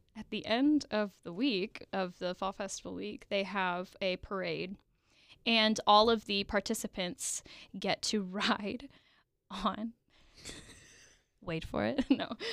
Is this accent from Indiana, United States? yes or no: yes; Evansville, Indiana, United States; So we are both from Evansville, Indiana